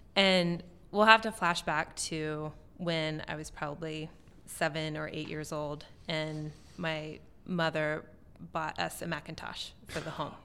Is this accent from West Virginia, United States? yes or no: yes; West Virginia, United States; now in Portland, United States; I grew up in West Virginia